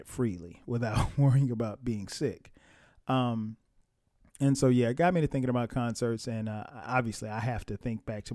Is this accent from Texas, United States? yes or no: no; Florence, South Carolina, United States; I grew up in South Carolina. My hometown is Florence, South Carolina